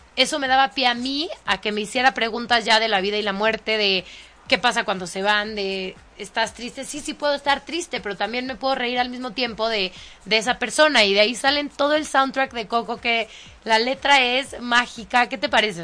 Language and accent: Spanish; Mexico; los mexicanos no andamos en burro y no tenemos sombrero